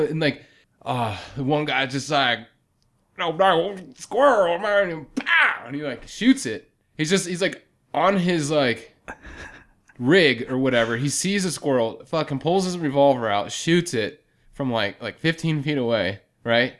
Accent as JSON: {"language": "English", "region": "Pennsylvania", "country": "United States", "accent": "northern", "said": "I'm from Pennsylvania"}